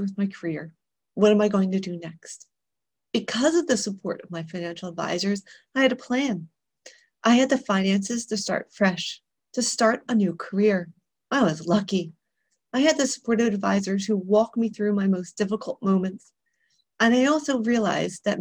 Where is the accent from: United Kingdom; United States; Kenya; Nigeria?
United States; Philadelphia, Pennsylvania; moved away as an adult; also born or lived in Europe; I was born and raised in Philadelphia, so I talk really fast